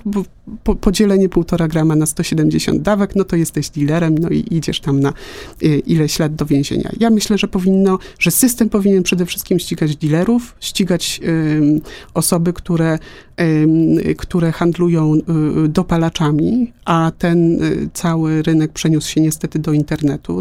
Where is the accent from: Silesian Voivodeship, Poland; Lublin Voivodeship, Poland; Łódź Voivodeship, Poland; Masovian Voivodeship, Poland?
Łódź Voivodeship, Poland; Łódź; Ja jestem z Łodzi